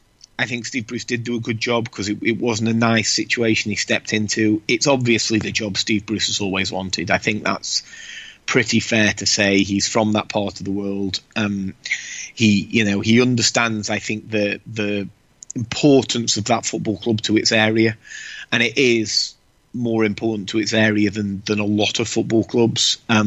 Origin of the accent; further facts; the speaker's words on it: Stoke-on-Trent, West Midlands, United Kingdom; I grew up in Stoke-on-Trent.